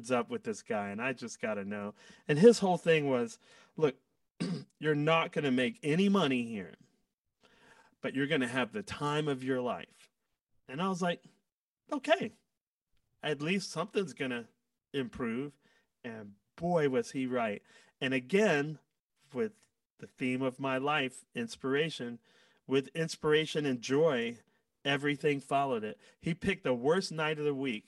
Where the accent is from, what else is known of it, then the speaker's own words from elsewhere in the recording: Washington, District of Columbia, United States; moved away; also born or lived in Atlanta; I've already left my hometown twice. So I have no desire to go back to Washington, D.C. whatsoever